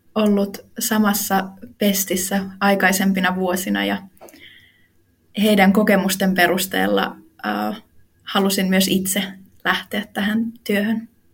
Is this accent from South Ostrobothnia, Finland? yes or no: yes; Ilmajoki, South Ostrobothnia, Finland; Mä tuun Ilmajoelta